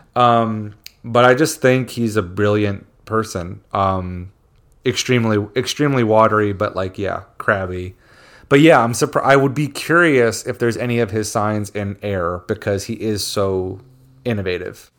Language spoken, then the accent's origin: English; Philadelphia, Pennsylvania, United States; I'm from Philadelphia